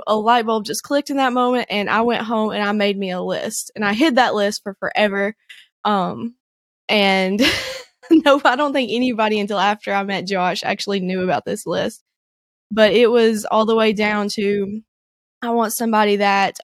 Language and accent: English; the Shoals area, Northwest Alabama, United States; moved away as an adult; now in Chattanooga, United States; I grew up in Northwest Alabama, around in the Shoals area